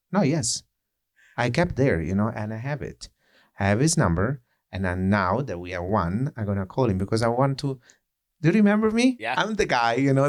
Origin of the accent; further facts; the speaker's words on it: Italy; accent: Italian; English is a second language; moved away as an adult; now in New York, United States; with the flavor as my accent, you know, with the flavor of the say Italian or European